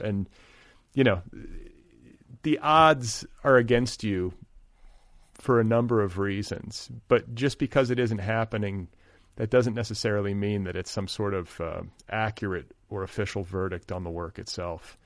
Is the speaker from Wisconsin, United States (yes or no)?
yes; Milwaukee, Wisconsin, United States; now in Los Angeles, United States; I'm from Milwaukee, eh, in the Midwest, but my home is in Los Angeles